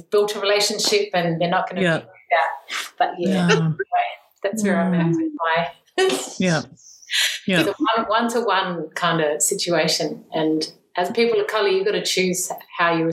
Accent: Australia; also born or lived in North Shore, New Zealand; now in New Zealand; being an Australian, our casual racism is next level.

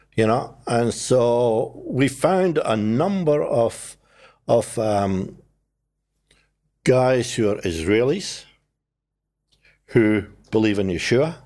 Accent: Scotland, United Kingdom; now in New Zealand; I am Scottish

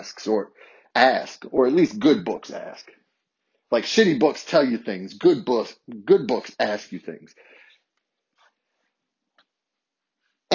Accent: Harrisonburg, Virginia, United States; a middle class white boy growing up in a small city in the South. Shout out to my hometown of Harrisonburg

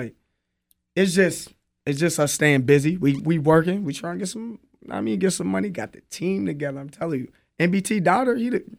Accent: Albany, New York, United States; when I say I'm from Albany, they be like, huh? Like, I'm like, yeah, I'm from Albany.

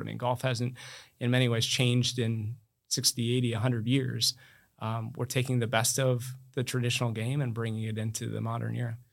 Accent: Iowa, United States; also born or lived in Amherst, Massachusetts; now in Palm Beach County, United States

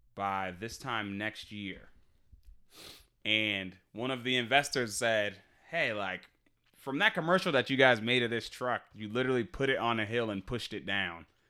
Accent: Boston, Massachusetts, United States; We're from Boston

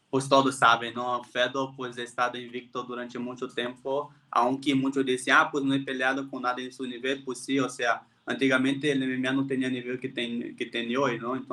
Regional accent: Brazil; Spanish is a second language; moved away as an adult; also born or lived in Playa del Carmen, Mexico / Puebla, Mexico; now in Mexico

